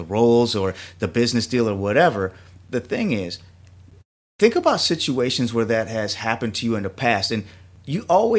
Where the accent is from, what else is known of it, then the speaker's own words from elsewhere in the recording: Jamaica; You know, I'm Jamaican. I'm a meatosaurus.